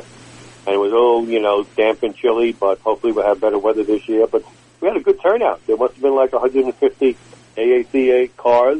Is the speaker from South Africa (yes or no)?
no; New York City, New York, United States; growing up in New York City, we used to go fishing off the boats